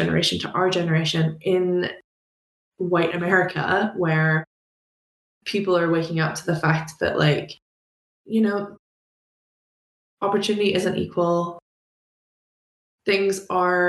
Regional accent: Belfast, Northern Ireland, United Kingdom; moved away as an adult; now in United States; where I grew up in Belfast

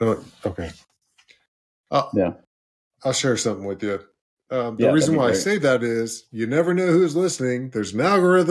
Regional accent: Liberty Hill, Texas, United States; I'm from Liberty Hill.

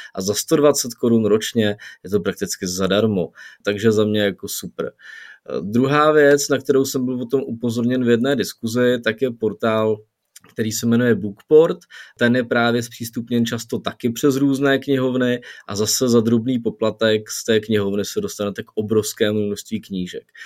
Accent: Czechia; u nás v Čechách

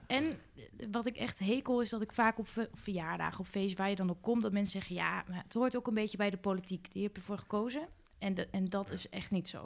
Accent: Winterswijk, Gelderland, Netherlands; als lokaal raadslid omdat ik uit Winterswijk kom

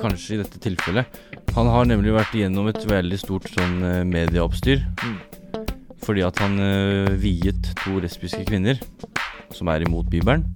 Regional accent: Bærum, Akershus, Norway; Jeg er opprinnelig fra Bærum

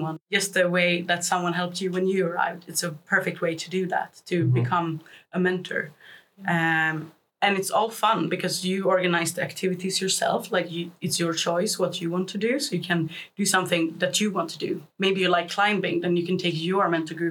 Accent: Sweden; we are from Sweden

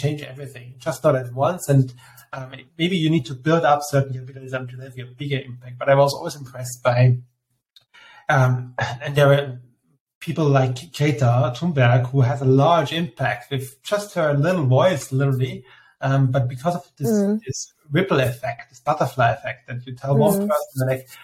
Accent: Austria; I'm from Austria, and Austrians are famous for complaining as such

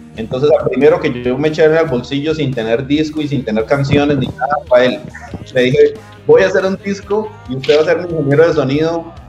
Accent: Sogamoso, Boyacá, Colombia; Todos somos de Sogamoso y somos amigos desde la infancia

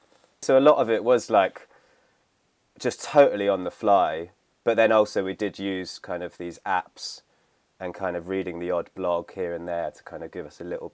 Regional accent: St Albans, East of England, United Kingdom; the town I grew up in St. Albans, which is like just north of London.

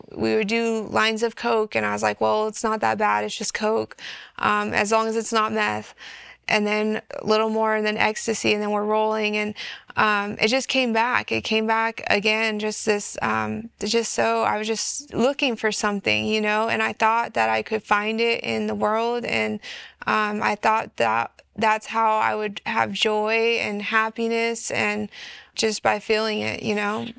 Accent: California, United States; I was born and raised in California

